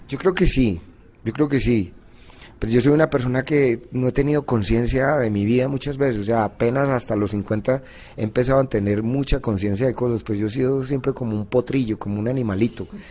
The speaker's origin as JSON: {"language": "Spanish", "town": "Envigado", "region": "Antioquia", "country": "Colombia", "said": "yo soy antioqueño, soy de Envigado"}